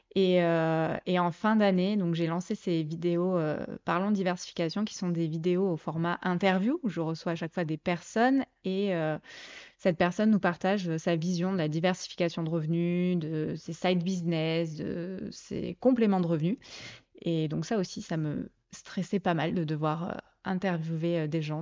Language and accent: French; Provence-Alpes-Côte d'Azur, France; moved away as an adult; now in Mâcon, France; je suis originaire du sud-est de la France. J'ai bougé durant mes 38 premières années euh, entre la Côte d'Azur et la Provence.